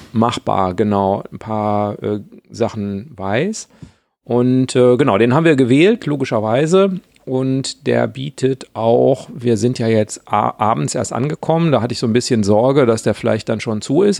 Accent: North Rhine-Westphalia, Germany; moved away as an adult; now in Rhineland, Germany; ich stamme ja auch aus Westfalen

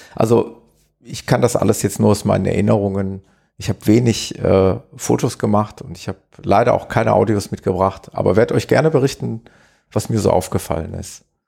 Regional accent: Gelsenkirchen, North Rhine-Westphalia, Germany; ich komme aus Gelsenkirchen, aus dem schönen Ruhrgebiet

